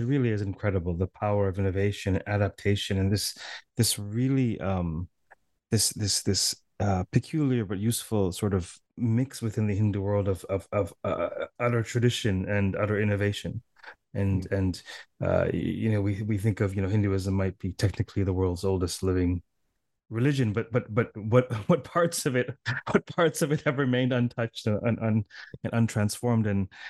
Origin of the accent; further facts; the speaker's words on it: Toronto, Ontario, Canada; I said, I'm from Toronto.